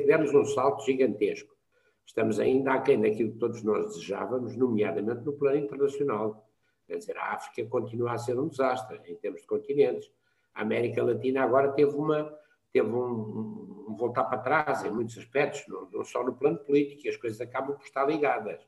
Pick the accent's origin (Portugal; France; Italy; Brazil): Portugal; como somos nós portugueses